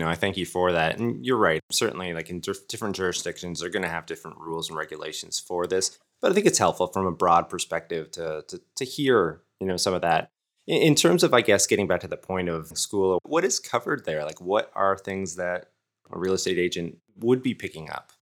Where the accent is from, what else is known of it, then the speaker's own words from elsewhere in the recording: Fort Erie, Ontario, Canada; my hometown here, Fort Erie